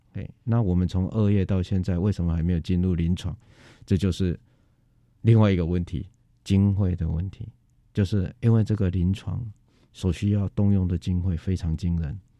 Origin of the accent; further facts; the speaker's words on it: Taiwan; 我们台湾人民